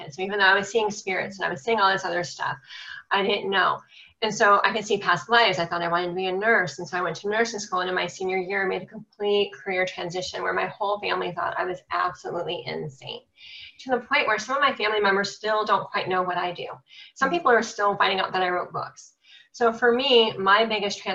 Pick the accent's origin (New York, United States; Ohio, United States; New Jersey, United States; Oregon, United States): Ohio, United States; Cleveland; I'm from Cleveland, Ohio.